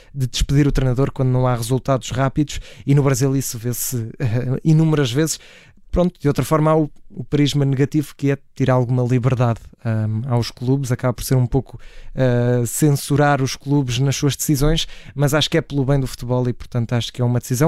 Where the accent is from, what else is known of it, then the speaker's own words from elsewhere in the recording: Portugal; como portugueses